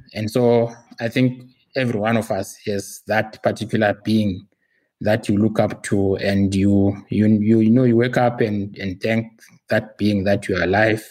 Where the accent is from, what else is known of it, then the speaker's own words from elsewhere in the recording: Zimbabwe; now in Pretoria, South Africa; I live in South Africa. I'm very much a resident here, but originally I'm from Zimbabwe. So I'm Zimbabwean by birth and descent.